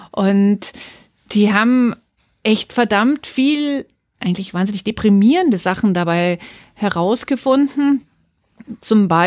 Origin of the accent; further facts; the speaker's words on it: West Germany, Germany; reden wir westdeutschen Frauen ja sehr viel über das Problem des Gender Pay Gaps.